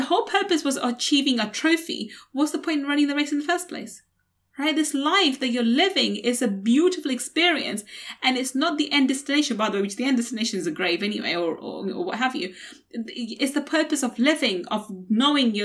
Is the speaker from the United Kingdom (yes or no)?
yes; London, United Kingdom; growing up in East London, on a council estate in East London